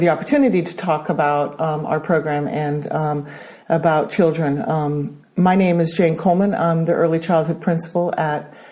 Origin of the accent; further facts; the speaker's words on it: Brazil; accent: American; also born or lived in Denmark; I am Danish, but I grew up in Brazil um, studied in an American school in Brazil, which explains my American accent.